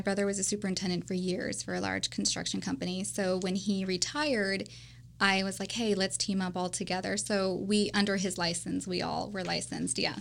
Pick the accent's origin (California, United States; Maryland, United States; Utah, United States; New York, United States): California, United States; Bishop; born and raised in Bishop, California